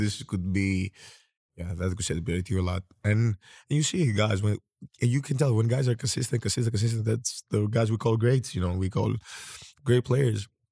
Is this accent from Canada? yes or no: no; Greece; I was born and raised in Greece